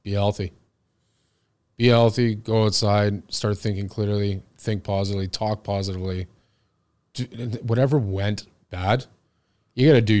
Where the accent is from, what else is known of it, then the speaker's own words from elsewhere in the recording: Oakville, Ontario, Canada; I grew up in Oakville. So I grew up in Brawny. I went to Kiwi Park.